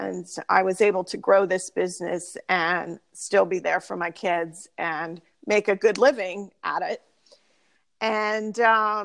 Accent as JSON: {"language": "English", "town": "Pottstown", "region": "Pennsylvania", "country": "United States", "tie": "born or raised there", "said": "I currently live in Pottstown, and that is where I grew up. I didn't go very far."}